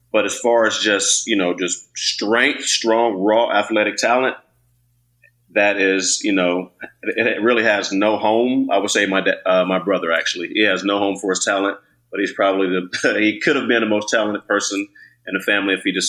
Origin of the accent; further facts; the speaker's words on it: Alameda, California, United States; Then I grew up in Alameda, where, you know, and then back, you know, when I was growing up, you played all three sports.